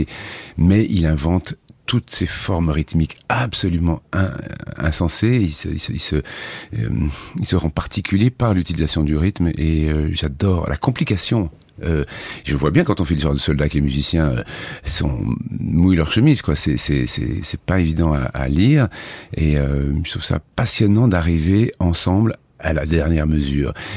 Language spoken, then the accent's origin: French; Clairefontaine-en-Yvelines, Île-de-France, France; j'ai été élevé en grande partie dans un village qui s'appelle Clairefontaine en Yvelines